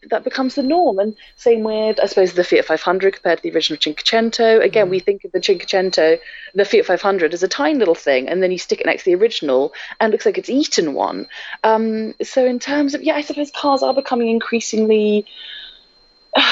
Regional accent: near Edinburgh, Scotland, United Kingdom; moved away; also born or lived in Lake District; I'm from Scotland, near Edinburgh originally

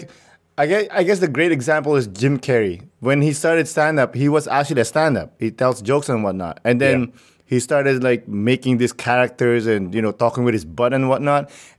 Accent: Philippines; Being Filipino, you have to perform in front of your family

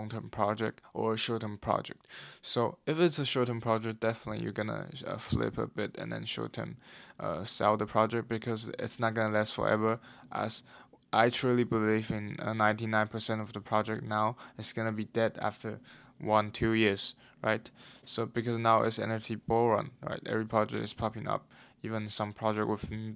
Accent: Taiwan; now in London, United Kingdom; I'm currently in London, but I'm from Taiwan originally

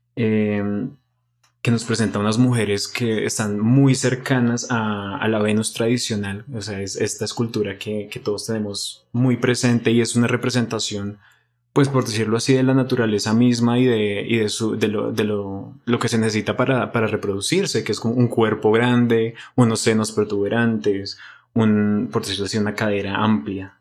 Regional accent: Bogotá, Colombia; nosotros como bogotanos y colombianos

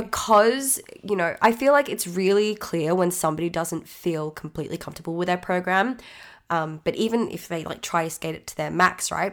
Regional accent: Australia; I'm Australian, so please expect it

